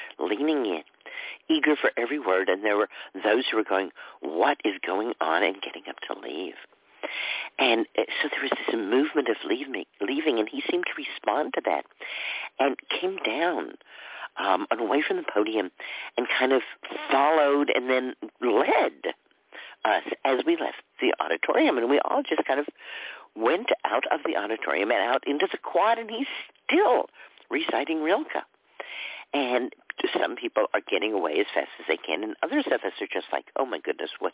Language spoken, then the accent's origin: English; Dallas, Texas, United States; moved away; also born or lived in California / New York; I grew up in Dallas. We certainly weren't in the downtown part of Dallas. We were out in a suburb